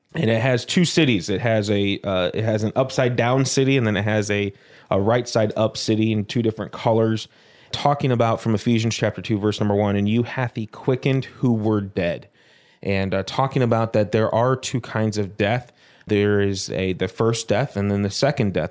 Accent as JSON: {"language": "English", "town": "Prospect Heights", "region": "Illinois", "country": "United States", "tie": "born or raised there", "also_born_or_lived": "Arkansas / Baton Rouge, Louisiana", "said": "At the age of three, uh, we moved up to Prospect Heights, Illinois"}